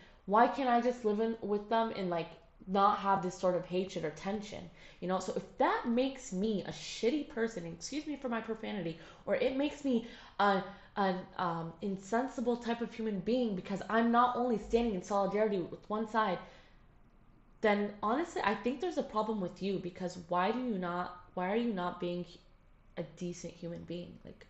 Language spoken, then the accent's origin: English; United States; I don't have the same like accent as they do. And I'm sorry, I don't. I was born in the States. I don't like, and I lived there for a while, so obviously my accent's going to be awful